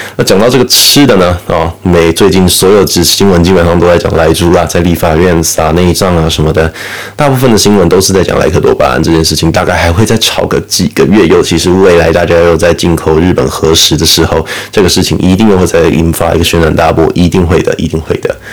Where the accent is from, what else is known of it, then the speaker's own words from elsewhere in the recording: Taiwan; 我们台湾人